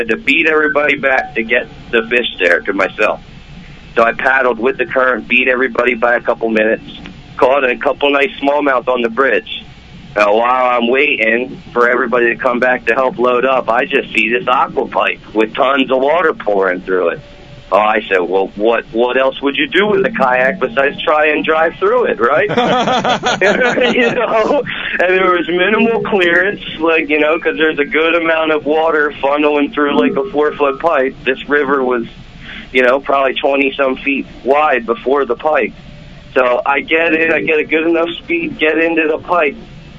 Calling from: Briningsville, Pennsylvania, United States; from Briningsville, PA.

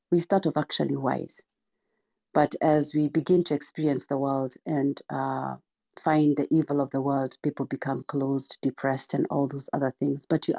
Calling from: Missouri, United States; Sure, I'm joining from Missouri.

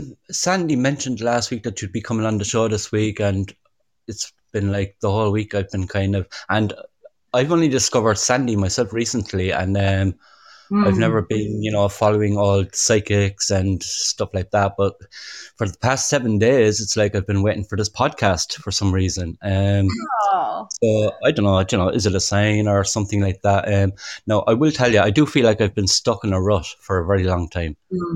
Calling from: Cork, Munster, Ireland; I'm calling from Ireland as well. I'm in Cork in South Ireland.

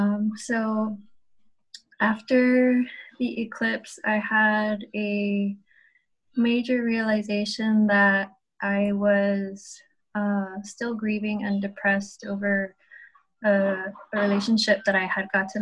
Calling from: Guam; I'm coming from Guam, out in the Pacific Ocean.

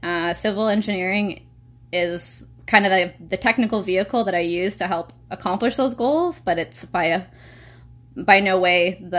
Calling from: Edmonton, Alberta, Canada; And I have the privilege of calling in today from Edmonton, Alberta, the traditional lands of the Papas Chase Cree peoples located within Treaty 6 territory

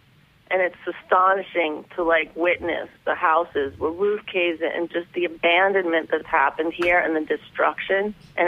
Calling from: Detroit, Michigan, United States; I'm calling live from Detroit, yes.

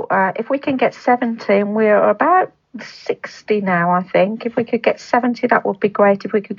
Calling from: Cannock, West Midlands, United Kingdom; I live in the in Staffordshire, in Cannock, a little town called Cannock in Staffordshire.

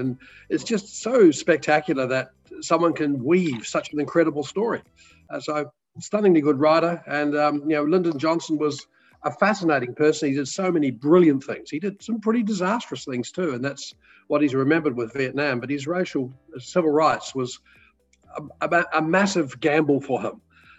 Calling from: Anglesea, Victoria, Australia; We're calling from Anglesey in Victoria, which is about an hour and a half south of Melbourne.

